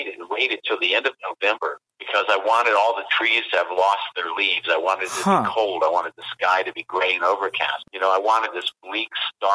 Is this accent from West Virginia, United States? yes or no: yes; West Virginia, United States; we're from West Virginia